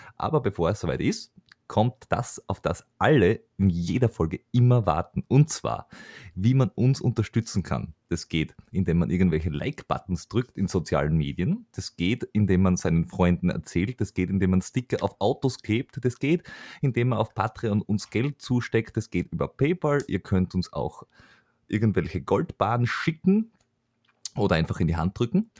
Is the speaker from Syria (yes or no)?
no; Vienna, Austria